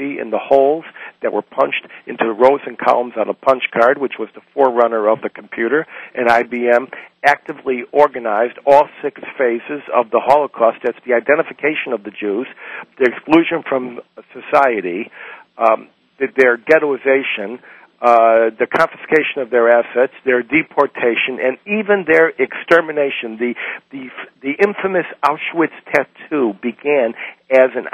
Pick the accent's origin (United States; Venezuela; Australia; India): United States; when I was born in the United States in 1950